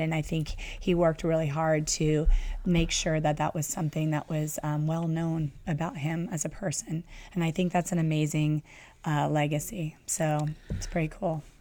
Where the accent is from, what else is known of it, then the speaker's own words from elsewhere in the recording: Southern California, United States; growing up in Southern California